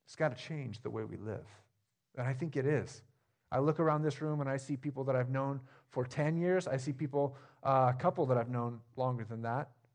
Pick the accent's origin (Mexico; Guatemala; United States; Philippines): United States; Jefferson, Oregon; now in Stayton, United States; I grew up in a small town, even smaller than this one. I grew up in Jefferson